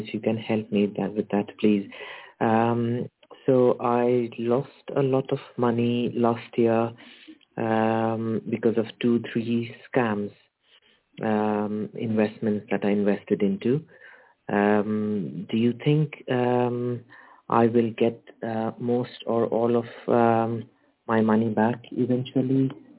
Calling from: United Kingdom; I'm calling from the United Kingdom.

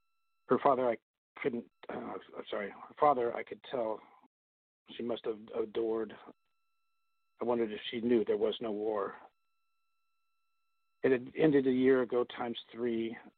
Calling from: California, United States

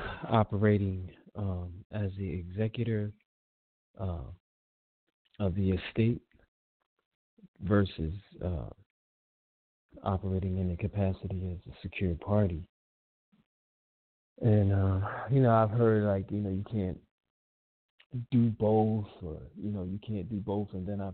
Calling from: Columbus, Ohio, United States; I'm calling from Columbus, Ohio.

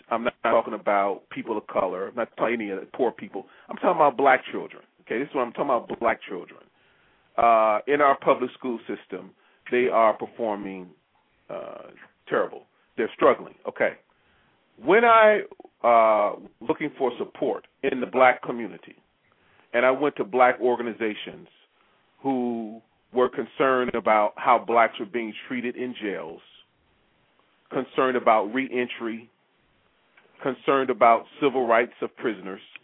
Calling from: Maryland, United States; I'm calling you from Maryland

